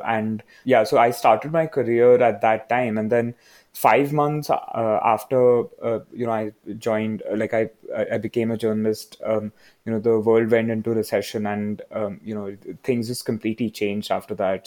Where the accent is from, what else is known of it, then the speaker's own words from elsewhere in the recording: Mumbai, Maharashtra, India; now in Bangalore, India; I'm from Bombay